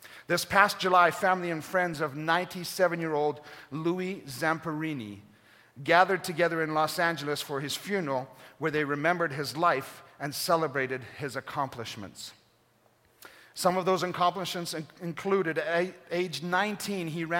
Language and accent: English; Kenya; moved away; Growing up in Kenya